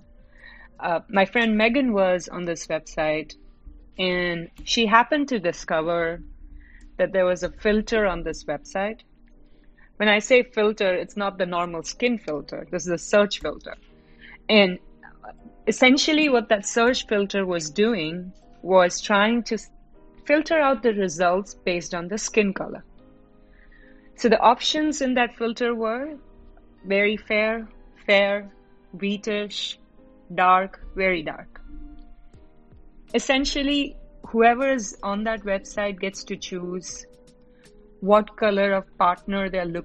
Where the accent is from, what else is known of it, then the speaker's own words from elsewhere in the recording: Mumbai, Maharashtra, India; moved away as an adult; now in Dallas, United States; I am currently in Dallas, Texas, but I'm originally a resident of Mumbai, India. Been here for about 6 years